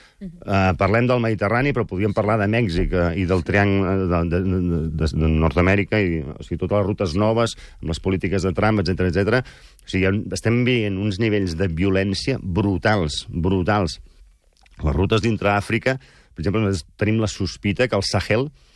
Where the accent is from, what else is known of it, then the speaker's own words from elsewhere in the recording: Girona, Catalonia, Spain; also born or lived in Barcelona; now in Manresa, Spain; jo sóc gironí, de fet, eh? visc a Manresa per un tema familiar